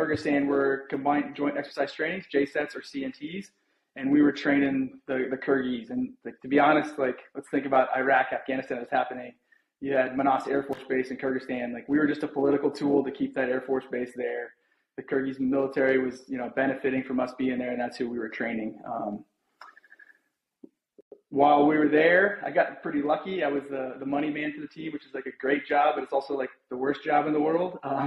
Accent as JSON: {"language": "English", "region": "Wyoming", "country": "United States", "tie": "born or raised there", "also_born_or_lived": "Parris Island, South Carolina", "moved": "as an adult", "said": "I was raised in Wyoming. I got to Wyoming when I was about 9 months old. So I claim Wyoming is where I'm from"}